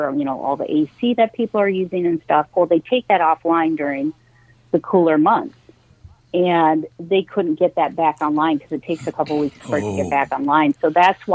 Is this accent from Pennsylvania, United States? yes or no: no; Minnesota, United States; being a Minnesotan